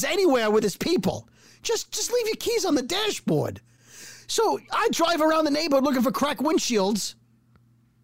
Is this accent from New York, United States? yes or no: yes; New York City, New York, United States; We're from Brooklyn